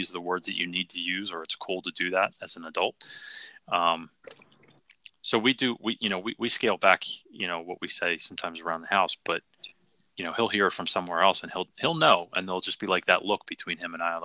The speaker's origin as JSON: {"language": "English", "town": "Philadelphia", "region": "Pennsylvania", "country": "United States", "tie": "born or raised there", "said": "I grew up in Philly in the city"}